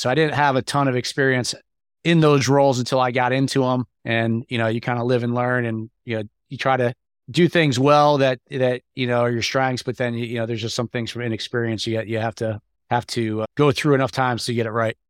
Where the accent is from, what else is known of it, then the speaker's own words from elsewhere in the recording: New York, United States; moved away as an adult; now in Atlanta, United States; I'm from New York originally, and I had moved to Atlanta